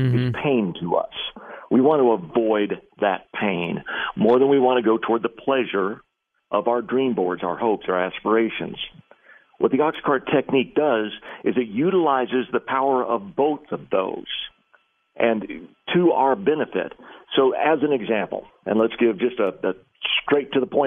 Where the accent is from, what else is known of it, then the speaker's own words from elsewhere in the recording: McAllen, Texas, United States; I was raised in literally the poorest city in the entire United States of America, a small Texas-Mexico border town by the name of McAllen